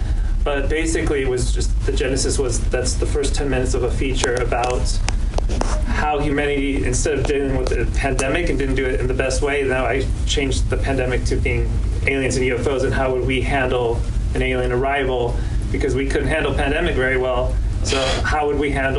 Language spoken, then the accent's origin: English; New York, United States; But I'm from New York, so it's just a treat to come out here with all the filmmakers every year.